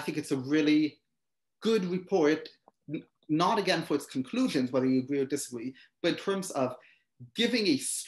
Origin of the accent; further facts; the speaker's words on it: Israel; moved away as an adult; now in United States; I was born in the United States, but I mostly grew up in Israel. I lived there from age 6 until 21 before I came back to the United States.